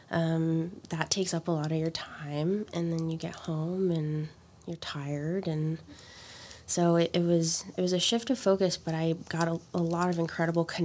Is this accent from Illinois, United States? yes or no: no; Miami, Florida, United States; I'm from Miami originally.